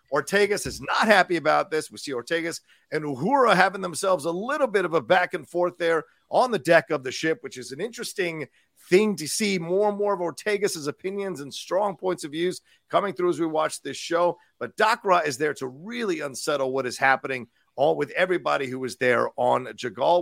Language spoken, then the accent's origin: English; Virginia, United States; when I grew up in Virginia